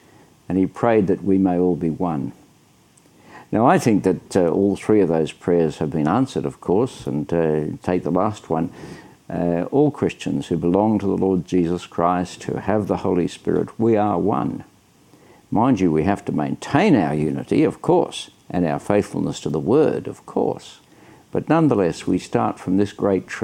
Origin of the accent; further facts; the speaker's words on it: Sydney, New South Wales, Australia; I'm from Sydney, Australia.